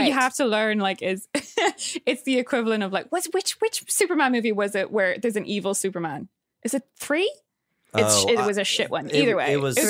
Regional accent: Ireland; I am Irish through and through

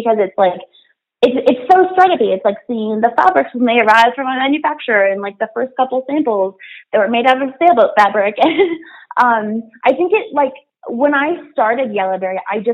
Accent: Wyoming, United States; now in New York City, United States; So I'm from Wyoming, which is not a super diverse place. But I recently moved to New York City

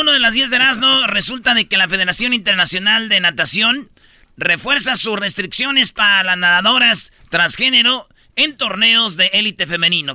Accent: Quilpan, Michoacán, Mexico; En mi pueblo, ahí en Quilpan, Michoacán

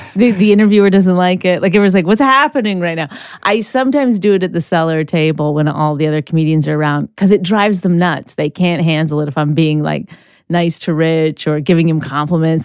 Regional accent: Canada; I'm Canadian

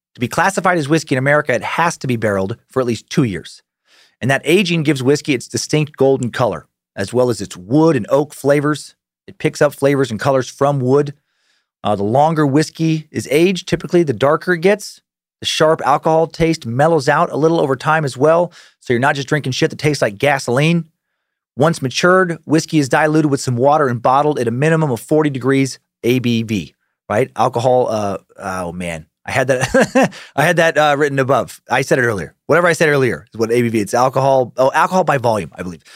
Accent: Idaho, United States; I know I'm from Idaho

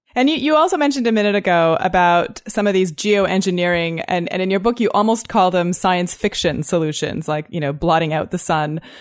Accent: Toronto, Ontario, Canada; I'm from Toronto, too

